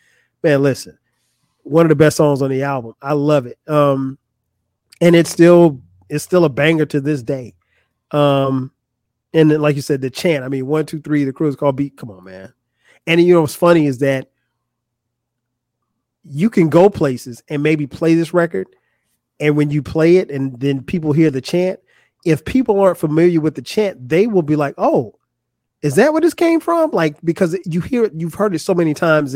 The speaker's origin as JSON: {"language": "English", "town": "Florence", "region": "South Carolina", "country": "United States", "tie": "born or raised there", "said": "growing up in Florence, South Carolina"}